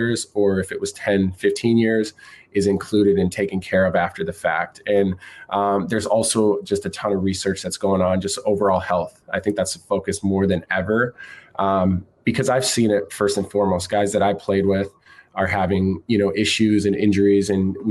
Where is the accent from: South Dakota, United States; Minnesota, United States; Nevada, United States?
South Dakota, United States; Brandon; moved away as an adult; I grew up in South Dakota, man. I've small town, Brandon, South Dakota, about 5,000 people.